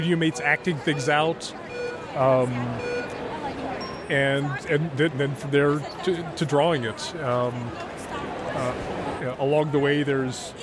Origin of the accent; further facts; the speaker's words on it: Portland, Oregon, United States; Rose City Comic Con, which is my hometown show